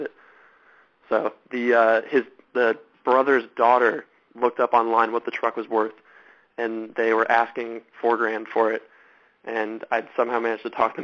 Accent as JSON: {"language": "English", "region": "Southern California", "country": "United States", "tie": "born or raised there", "said": "I grew up in Southern California. That's where I'm from."}